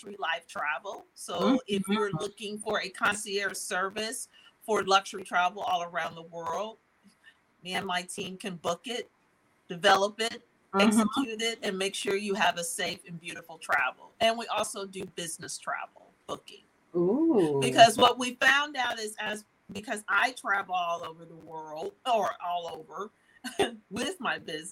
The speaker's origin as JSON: {"language": "English", "town": "Dayton", "region": "Ohio", "country": "United States", "said": "I'm actually from Dayton, Ohio, but my business is based nationally and actually internationally"}